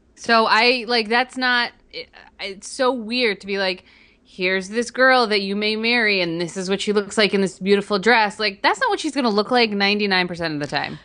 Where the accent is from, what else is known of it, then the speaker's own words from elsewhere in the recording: New Jersey, United States; I'm from New Jersey